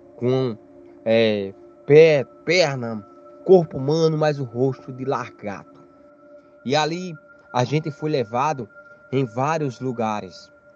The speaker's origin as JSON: {"language": "Portuguese", "town": "Campina Grande", "region": "Paraíba", "country": "Brazil", "tie": "born or raised there", "moved": "as an adult", "said": "sou natural da cidade de Campina Grande, no estado da Paraíba."}